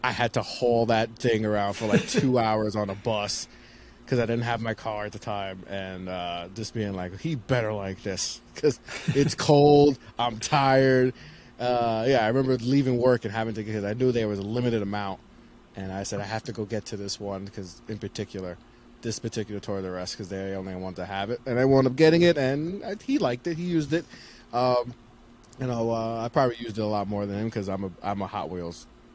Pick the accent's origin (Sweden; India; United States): United States; New York; I'm a New Yorker